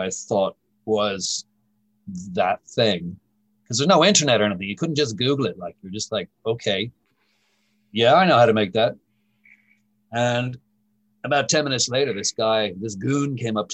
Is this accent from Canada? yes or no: no; Ireland; also born or lived in United States; I was brought up in Ireland by my maternal grandfather